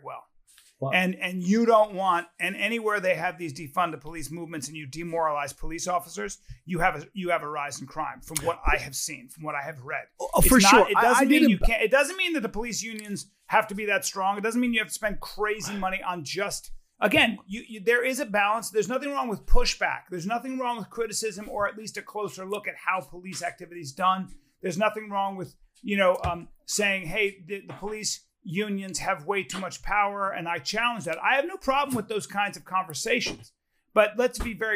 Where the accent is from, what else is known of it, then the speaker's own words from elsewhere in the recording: United States; I love being American, and I'm a true patriot